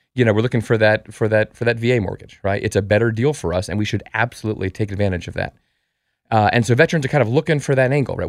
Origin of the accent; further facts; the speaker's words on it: Colorado, United States; moved away; also born or lived in New York; I'm from Colorado